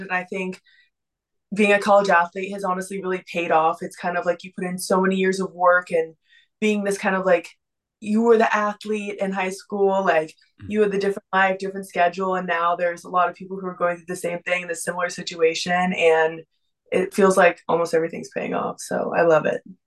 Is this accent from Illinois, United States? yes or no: no; Texas, United States; also born or lived in Boston; now in Miami, United States; I'm originally from Texas, then I moved to Boston, and now I'm here swimming at the University of Miami